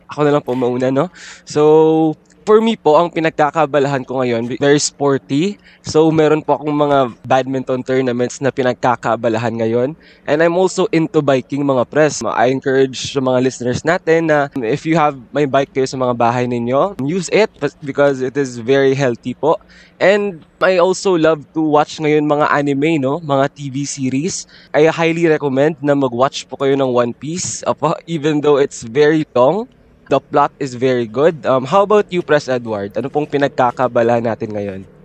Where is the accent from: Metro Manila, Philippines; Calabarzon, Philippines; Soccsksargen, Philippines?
Soccsksargen, Philippines; Isulan; I am from Isulan, Sultan Kudarat, a part in Mindanao po yun siya